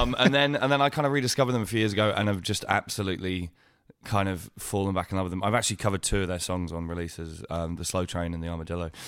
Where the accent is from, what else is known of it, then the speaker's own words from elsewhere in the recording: Winchester, South East England, United Kingdom; I grew up in Winchester